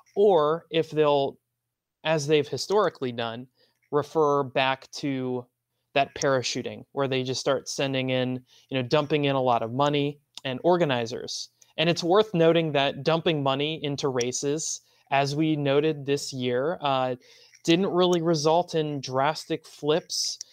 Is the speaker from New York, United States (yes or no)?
no; Maryland, United States; I still stick with y'all, which is the term used in Maryland, my home state